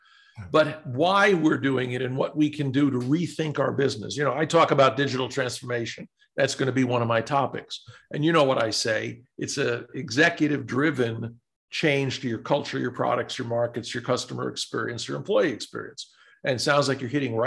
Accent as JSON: {"language": "English", "region": "New York", "country": "United States", "said": "I'm a New Yorker"}